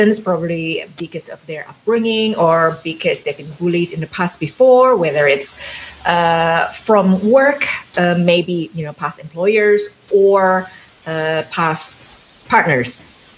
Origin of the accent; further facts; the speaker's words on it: Jakarta, Indonesia; English is a second language; I came from Jakarta, which is in the island of Java, Indonesia.